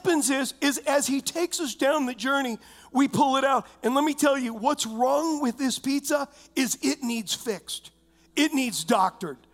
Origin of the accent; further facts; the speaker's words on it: United States; I'm an American